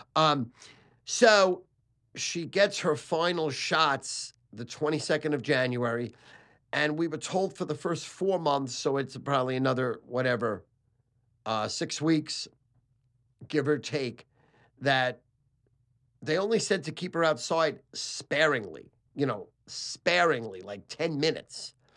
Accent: New York City, New York, United States; also born or lived in Sheepshead Bay, Brooklyn; I was born in Manhattan Beach, Brooklyn

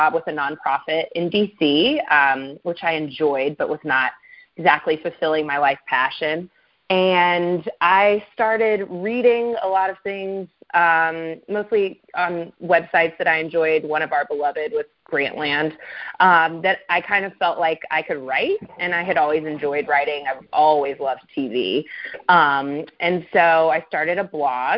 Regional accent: Waco, Texas, United States; moved away; my childhood home, but not while I lived there.

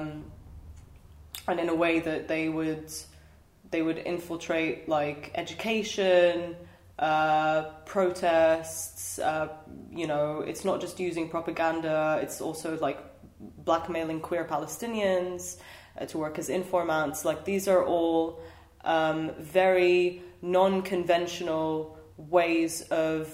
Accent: Jordan; I grew up in Jordan for the most part

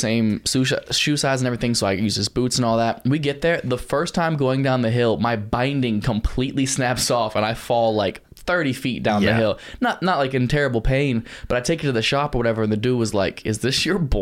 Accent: Ohio, United States; I'm Ohio. There's no mountains

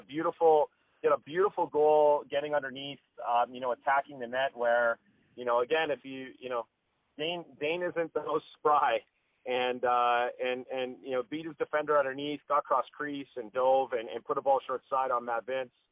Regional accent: Calgary, Alberta, Canada; we grew up in the Calgary Board of Education system

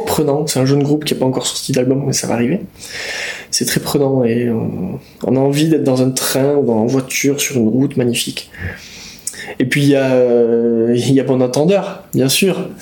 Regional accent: Basque Country, Nouvelle-Aquitaine, France; quand on vient du Pays Basque

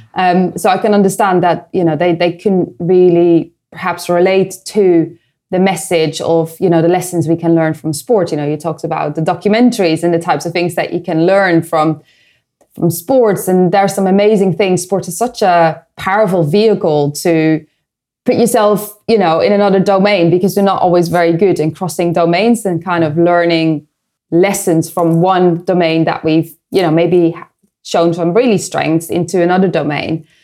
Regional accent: Netherlands; moved away; I come from the Netherlands

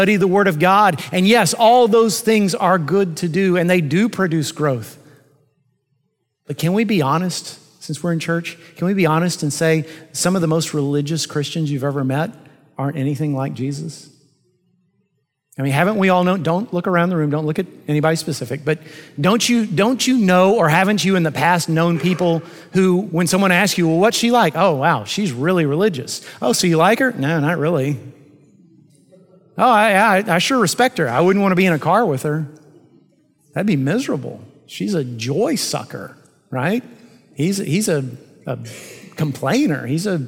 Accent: United States; I'm an American pastor in the 21st century

